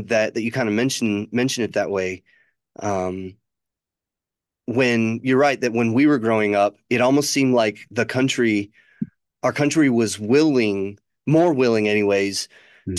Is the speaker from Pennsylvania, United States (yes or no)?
no; near Chicago, Illinois, United States; moved away; When I was growing up near Chicago